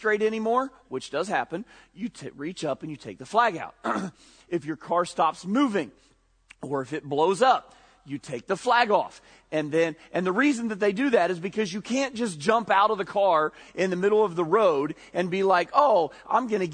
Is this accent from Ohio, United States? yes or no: yes; Ohio, United States; we grew up in Redneckville, Ohio